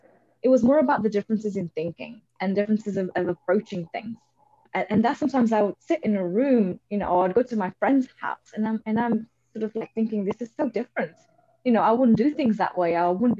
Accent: Portugal; So for me, I was brought up, I grew up in Portugal to Indian parents. So from a very early age, I have been used to being in an environment which wasn't sort of my own and where I stood out and I was different.

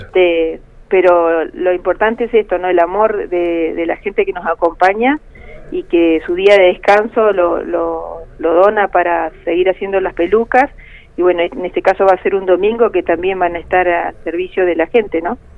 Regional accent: Río Gallegos, Santa Cruz, Argentina; Lo que somos acá de Río Gallegos

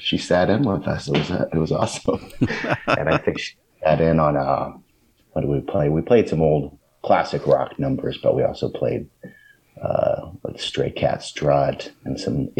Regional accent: St. Louis, Missouri, United States; also born or lived in Champaign-Urbana, United States; Well, I grew up in the St. Louis area and also spent a good time in the Champaign-Urbana community where I went to college.

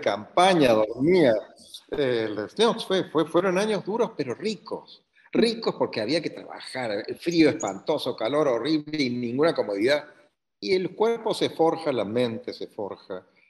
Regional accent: Córdoba, Argentina; also born or lived in La Pampa, Argentina; Soy argentino, nacido en la ciudad de Córdoba

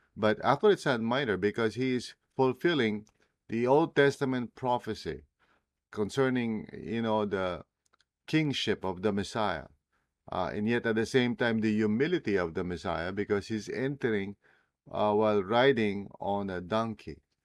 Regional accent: Philippines; first language Tagalog; English is a second language; English as well as, uh, my native language, Tagalog

